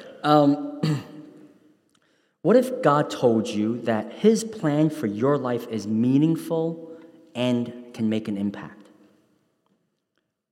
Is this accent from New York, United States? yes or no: yes; New York City, New York, United States; when I grew up in New York City's Chinatown in the 1980s